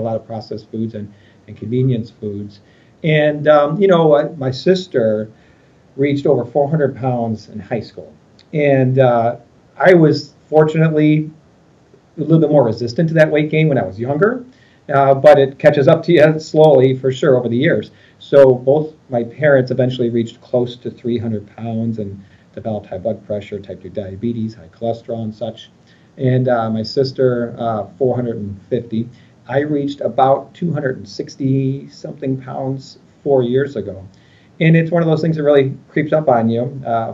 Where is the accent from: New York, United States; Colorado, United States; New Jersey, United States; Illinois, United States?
Illinois, United States; Westmont; I'm from Chicagoland area. I grew up in Westmont, one of the western suburbs of Chicago